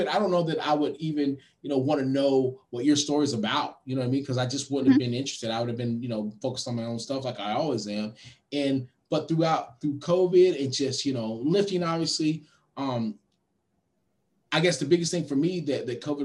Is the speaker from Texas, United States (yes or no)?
yes; Austin, Texas, United States; my hometown